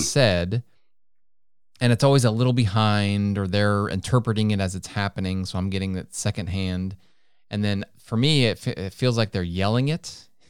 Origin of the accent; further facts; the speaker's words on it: United States; first language English; I'm American, doggone it. That's all I speak is English